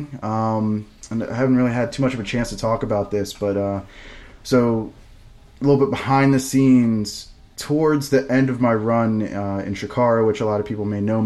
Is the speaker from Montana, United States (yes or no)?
no; Virginia, United States; VCW, which is my hometown promotion growing up